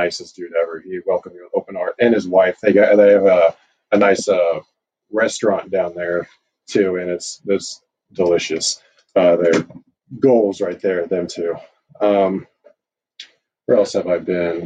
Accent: Kansas City, Missouri, United States; KCXW, that's my hometown's promotion

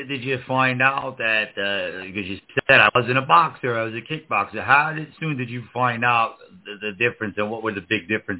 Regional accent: New York City, New York, United States; my hometown of the Bronx.

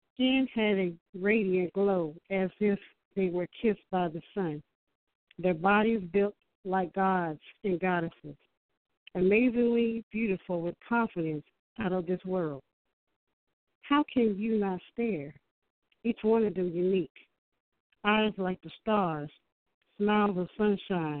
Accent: Newport News, Virginia, United States; I'm from Newport News, Virginia

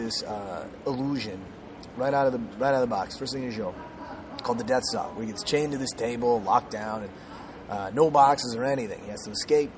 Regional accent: Minnesota, United States; moved away; I'm originally from Minnesota

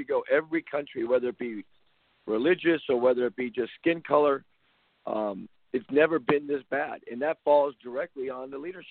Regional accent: Compton, California, United States; I grew up in Compton

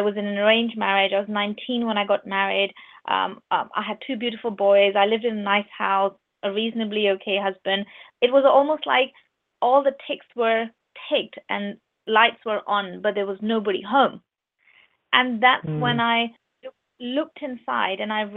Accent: Pakistan; moved away as an adult; now in United Kingdom; I'm from Pakistan, I lived in Pakistan until I was 19. And only when I was 19, I moved to UK through marriage.

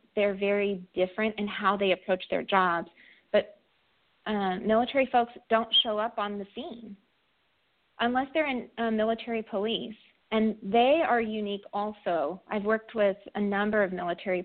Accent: California, United States; moved away; I'm from California, and most of my friends from back home are in fire service.

